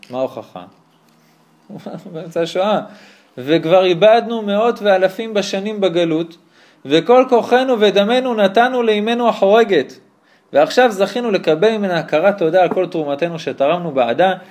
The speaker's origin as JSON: {"language": "Hebrew", "country": "Israel", "tie": "born or raised there", "said": "אני, הוא הונגרי שגדל פה, אני הונגרי שגדל פה, רק אני גם מקיים מצוות."}